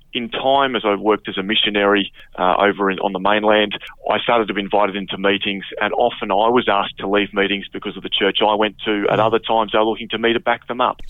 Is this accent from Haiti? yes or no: no; Flinders Island, Tasmania, Australia; now in Sydney, Australia; where I grew up on Flinders Island